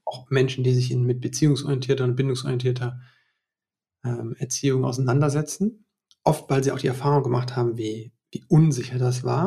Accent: West Germany, Germany; ich bin ja auch in Westdeutschland hier groß geworden

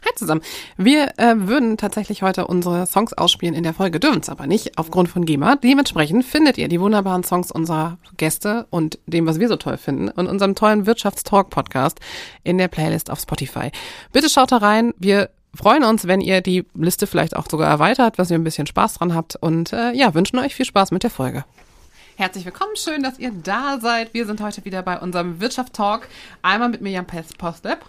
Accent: Ruhr area, North Rhine-Westphalia, Germany; Ich äh, aus der Ecke Ruhrgebiet, Rheinland

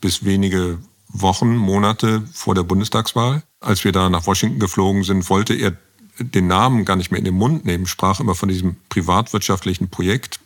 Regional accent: Bonn, North Rhine-Westphalia, Germany; Ich komme aus Bonn

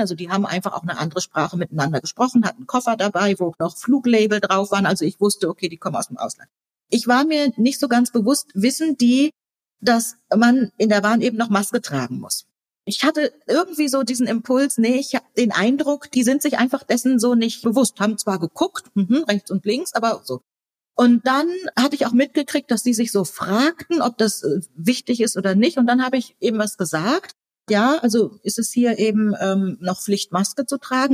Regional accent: Germany; first language German; wir beide in Deutschland geboren sind und Deutsch unsere Muttersprache ist

